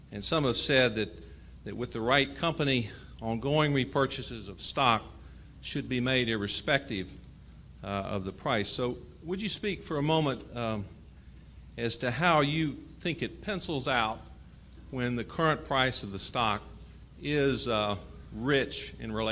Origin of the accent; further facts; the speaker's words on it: Jackson, Mississippi, United States; from Jackson, Mississippi.